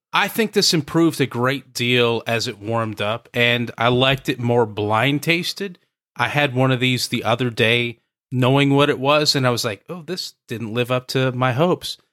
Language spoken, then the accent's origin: English; the Northwest, Pacific Northwest, United States; moved away; a guy who comes from the Northwest